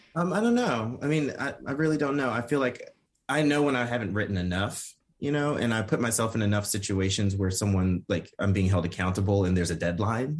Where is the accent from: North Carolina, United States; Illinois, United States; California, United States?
North Carolina, United States; also born or lived in Ipswich, England; I'm from North Carolina